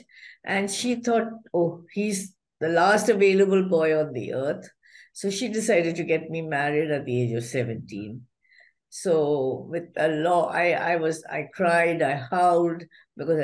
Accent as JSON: {"language": "English", "town": "Chittaranjan", "region": "West Bengal", "country": "India", "tie": "born or raised there", "said": "I was born in Chittaranjan, which is a border town between Bihar and Bengal"}